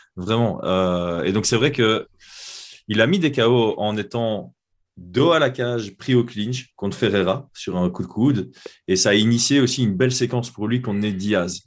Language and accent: French; Belgium; chez nous en Belgique